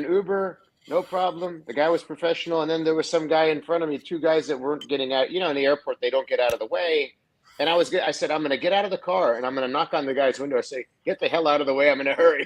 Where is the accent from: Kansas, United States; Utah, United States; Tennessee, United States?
Tennessee, United States; Nashville; here in Nashville, so it's my hometown